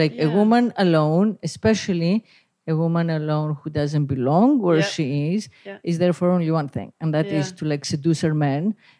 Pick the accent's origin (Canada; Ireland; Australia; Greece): Greece; moved away; the town where I grew up on the Greek island where I was born